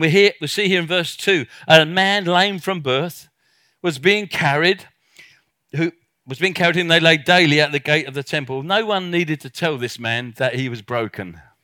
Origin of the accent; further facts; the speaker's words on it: South Africa; I come from South Africa